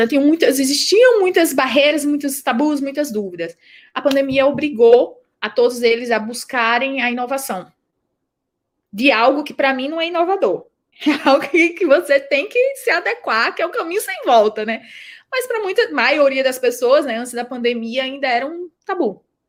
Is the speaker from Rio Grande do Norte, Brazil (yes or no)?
yes; Rio Grande do Norte, Brazil; accent: nordestino; moved away as an adult; now in São Paulo, Brazil; o meu sotaque, eu não sou é, de São Paulo, daqui de São Paulo, eu sou nordestina, eu sou potiguar